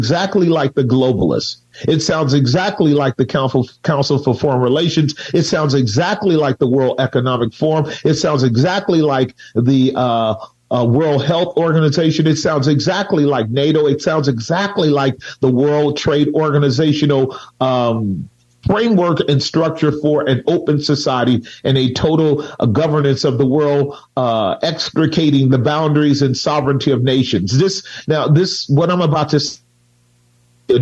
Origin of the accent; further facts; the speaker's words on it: United States; I am American born